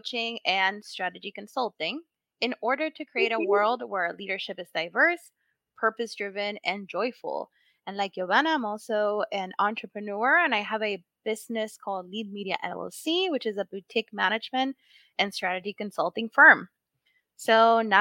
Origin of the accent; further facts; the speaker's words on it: Puerto Rico; now in Massachusetts, United States; Yo soy boricua, born and raised in Puerto Rico, and now kind of like adopted in Massachusetts